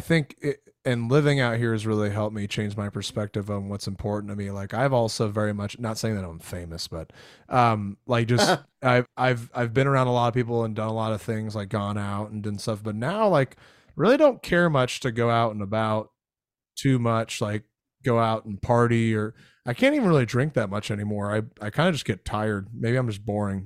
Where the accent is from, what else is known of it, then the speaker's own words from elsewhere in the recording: Florida, United States; moved away; I grew up in Florida